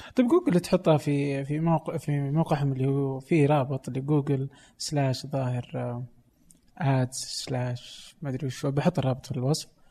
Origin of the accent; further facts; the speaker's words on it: Saudi Arabia; عندنا في السعودية